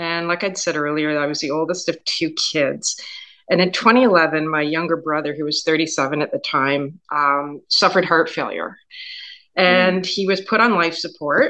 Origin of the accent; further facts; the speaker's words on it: Kingston, Ontario, Canada; moved away as an adult; now in Leeds County, Canada; I grew up in Kingston